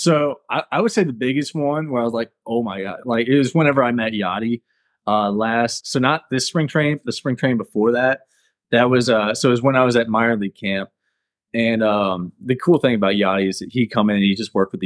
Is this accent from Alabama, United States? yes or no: no; Chesterfield, Missouri, United States; because we're both from Chesterfield, and I was able to get dinner with him. We just talked about Chesterfield and West County